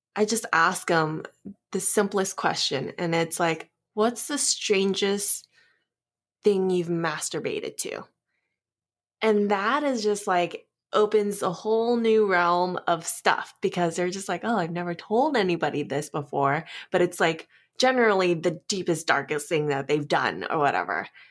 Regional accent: Southern California, United States; moved away as an adult; now in Las Vegas, United States; I am a California girl, SoCal

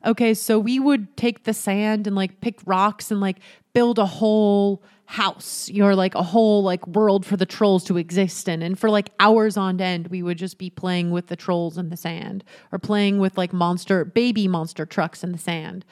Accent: Utah, United States; I grew up in Utah

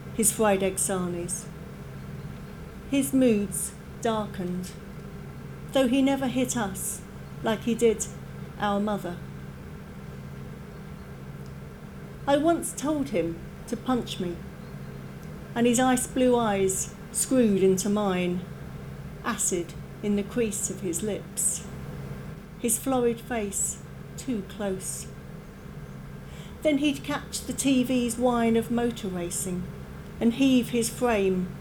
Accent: Margate, South East England, United Kingdom; moved away as an adult; also born or lived in London; now in Penzance, United Kingdom; I grew up in Margate in Kent, and I live in Penzance now

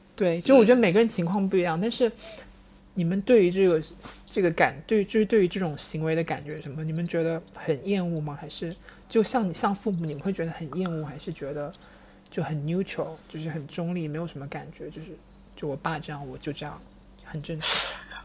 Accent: Wenzhou, Zhejiang, China; 因为我也是浙江人嘛，就是，嗯，温州那一块

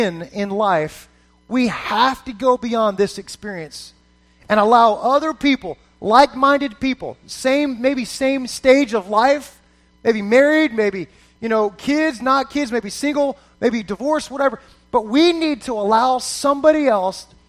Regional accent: just south of Fort Lauderdale, Florida, United States; I grew up in South Florida. Grew up just south of Fort Lauderdale, Florida

